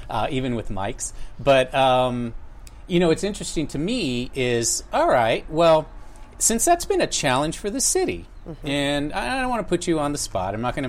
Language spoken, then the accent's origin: English; Texas, United States; also born or lived in El Paso, Texas / Houston, Texas; I'm Texan.